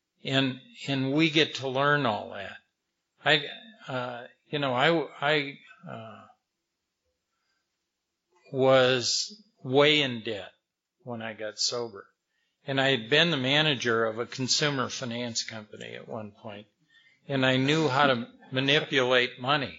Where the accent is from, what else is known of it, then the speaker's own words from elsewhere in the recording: Madison, Wisconsin, United States; I grew up in Wisconsin